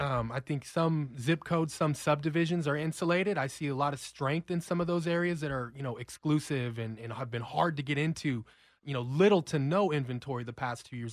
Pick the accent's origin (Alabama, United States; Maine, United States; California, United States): California, United States; Los Angeles; moved away as an adult; I'm a relocator from California, so I'm a Rams fan, born and raised